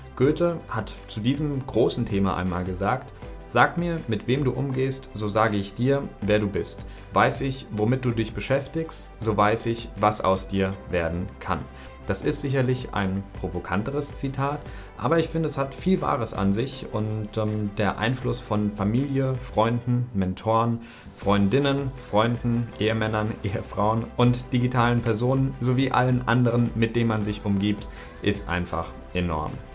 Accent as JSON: {"language": "German", "area": "near Frankfurt", "region": "Hesse", "country": "Germany", "also_born_or_lived": "Northern Germany / China", "moved": "as an adult", "lives_now": "Cyprus", "said": "Ich komme ja aus der Nähe von Frankfurt, habe dann in Norddeutschland studiert, dann habe ich in China ein Auslandssemester gemacht, jetzt wohne ich in Zypern"}